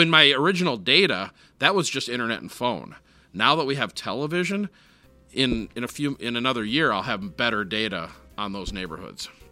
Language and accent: English; Minneapolis, Minnesota, United States; I grew up in Minneapolis